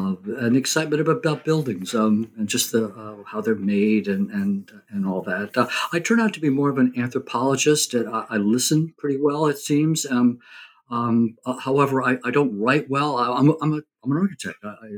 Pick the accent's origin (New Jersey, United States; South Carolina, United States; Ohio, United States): New Jersey, United States; I grew up in New Jersey, suburban kid.